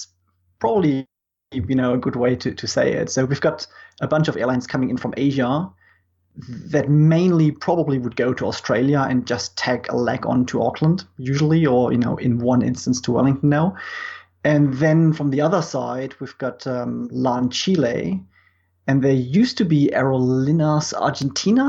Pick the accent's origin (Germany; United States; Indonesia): Germany; moved away as an adult; now in New Zealand; I'm originally from Germany, moved to New Zealand about 11-ish years ago, and have lived down here since then